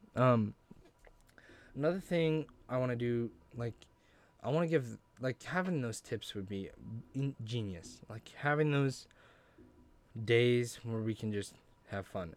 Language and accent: English; Grangeville, Idaho, United States; I'm originally from Grangeville, Idaho